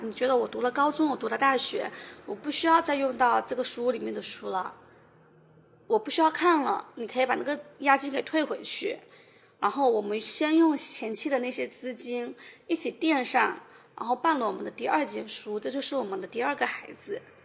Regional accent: Shouning, Fujian, China; 寿宁嗯的人均年收入是全省最低的。但是我在这边长大，其实因为父母双职工，所以我的从小的生活其实是比较开心的

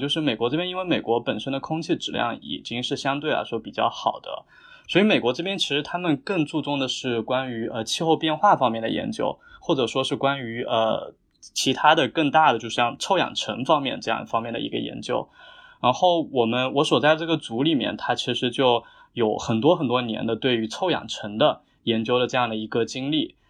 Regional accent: Jiangxi, China; moved away as an adult; 我是南方人，就我家在江西，就是我们家那边是一个小县城

